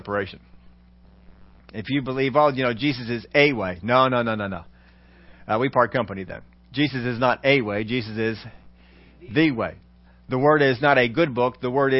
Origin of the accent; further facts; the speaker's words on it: United States; We're all Americans.